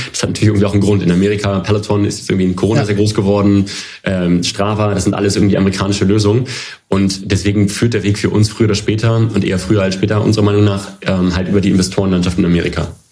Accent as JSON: {"language": "German", "town": "Hanover", "region": "Lower Saxony", "country": "Germany", "tie": "born or raised there", "moved": "as an adult", "said": "Ich komme äh, gebürtig aus Hannover, bin quasi ein äh, Kind der Stadt"}